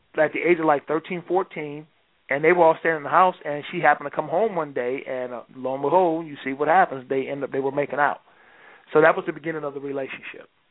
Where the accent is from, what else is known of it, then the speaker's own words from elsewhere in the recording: Detroit, Michigan, United States; I'm from Detroit